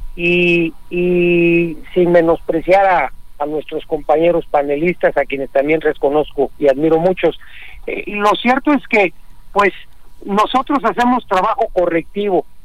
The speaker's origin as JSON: {"language": "Spanish", "country": "Mexico", "said": "todos somos mexicanos"}